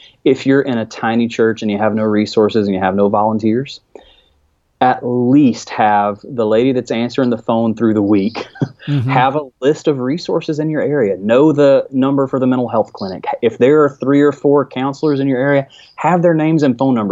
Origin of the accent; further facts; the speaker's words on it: rural Alabama, United States; accent: Alabama accent; in rural Alabama